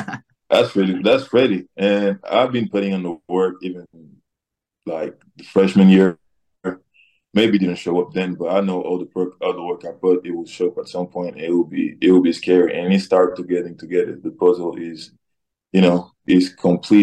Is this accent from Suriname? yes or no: no; Senegal; moved away; also born or lived in Washington State; I'm coming from Wazoo in Senegal.